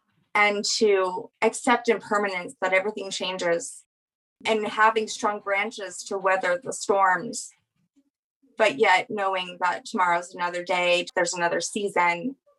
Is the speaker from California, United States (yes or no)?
no; New Orleans, Louisiana, United States; I'm from New Orleans.